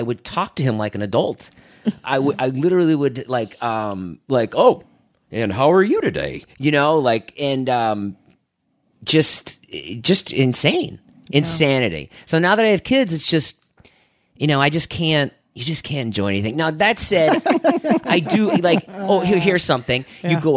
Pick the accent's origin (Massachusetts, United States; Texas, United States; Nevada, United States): Massachusetts, United States; Boston; moved away; I grew up in Boston